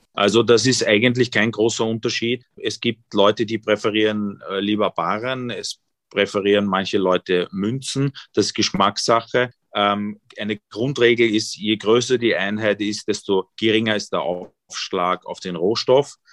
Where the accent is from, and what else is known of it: Vienna, Austria; born or raised there; also born or lived in East Germany